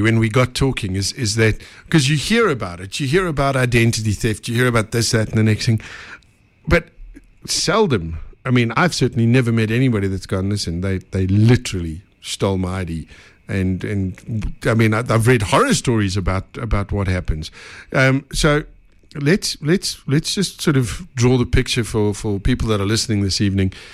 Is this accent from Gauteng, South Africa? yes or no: yes; Benoni, Gauteng, South Africa; us Benoni people got to stick together.